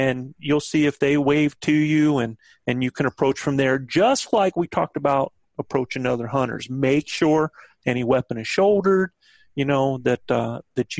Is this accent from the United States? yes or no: yes; the South, United States; I'm from the South